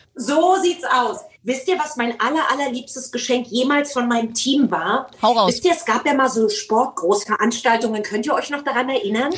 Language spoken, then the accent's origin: German; Germany; Ich bin ja in der DDR groß geworden